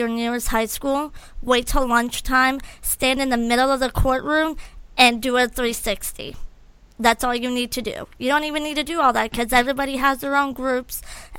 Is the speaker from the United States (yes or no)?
yes; Milford, Ohio, United States; now in Florida, United States; I grew up in Ohio also, and, like, you know, Ohio in the 90s. There's a city in Ohio called Milford, Ohio, and even in the 90s, you could leave your door unlocked. And people watched out for people. I grew up in that.